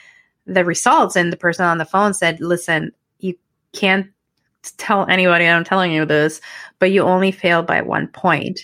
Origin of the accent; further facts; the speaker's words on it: Mexico; English is a second language; moved away as an adult; now in Canada; going back to my hometown just because it's not safe, unfortunately, because it's, again, a border town